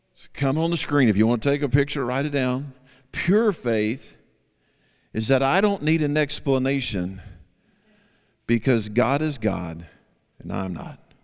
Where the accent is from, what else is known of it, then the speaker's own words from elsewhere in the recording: Texas, United States; I'm from Texas